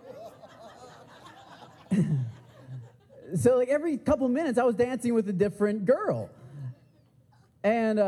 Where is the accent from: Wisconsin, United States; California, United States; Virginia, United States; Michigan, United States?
Michigan, United States; I'm from the Midwest. I'm from Michigan.